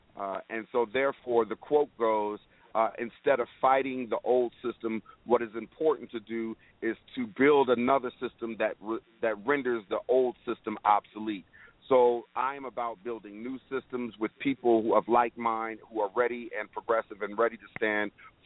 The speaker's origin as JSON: {"language": "English", "town": "Denver", "region": "Colorado", "country": "United States", "tie": "born or raised there", "said": "I was born and raised in Denver, Colorado"}